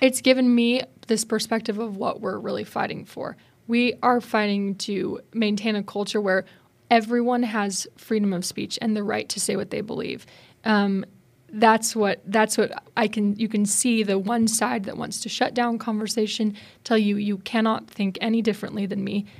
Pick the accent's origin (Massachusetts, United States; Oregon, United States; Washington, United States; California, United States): Washington, United States; Spokane; moved away; I'm from Spokane, Washington, out west